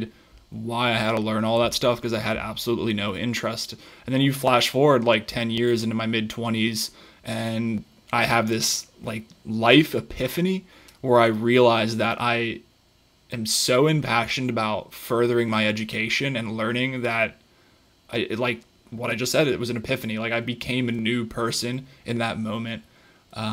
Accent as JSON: {"language": "English", "region": "Colorado", "country": "United States", "said": "I played sports growing up my entire life. I'm from Colorado"}